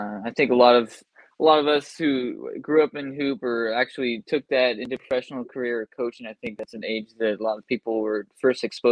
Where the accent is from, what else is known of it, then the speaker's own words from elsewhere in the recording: Seattle, Washington, United States; for me, growing up in the Pacific Northwest in the Seattle area